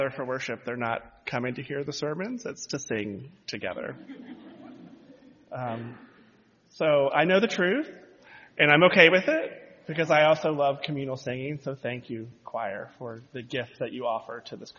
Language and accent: English; Charleston, South Carolina, United States; So growing up in Charleston, South Carolina, in the heart of the Bible Belt